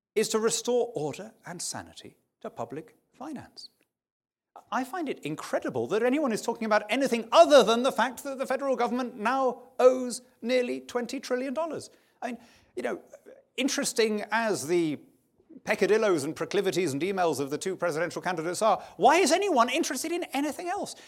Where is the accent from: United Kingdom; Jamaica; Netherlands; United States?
United Kingdom